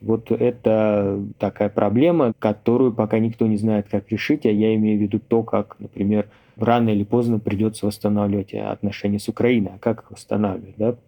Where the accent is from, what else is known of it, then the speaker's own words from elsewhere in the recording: Irkutsk Oblast, Russia; я сам из Иркутской области